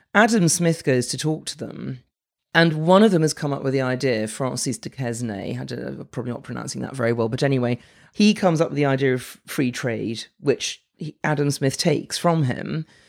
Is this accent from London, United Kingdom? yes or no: yes; London, United Kingdom; I'm from London, born and bred